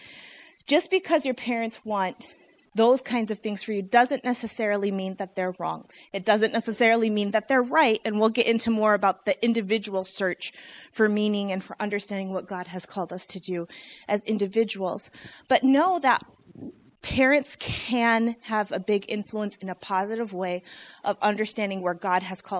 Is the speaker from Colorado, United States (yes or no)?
no; Michigan, United States; also born or lived in Illinois; I was born in Illinois and raised in Michigan